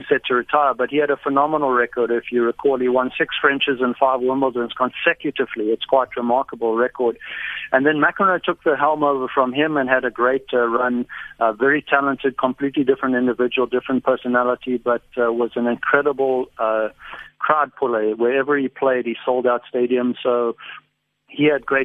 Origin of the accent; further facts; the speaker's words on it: South Africa; moved away as an adult; also born or lived in United States; I never relinquished my South African citizenship, and I consider myself very much a South African